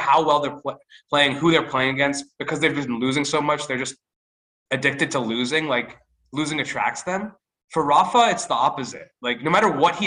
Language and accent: English; United States; as American tennis fans